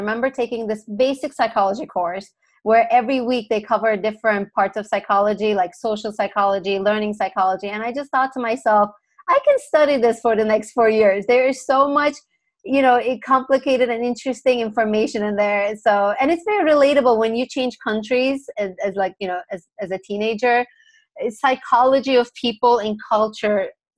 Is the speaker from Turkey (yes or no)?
yes; Turkey; also born or lived in San Diego, United States; now in Los Angeles, United States; I was actually born and raised in Turkey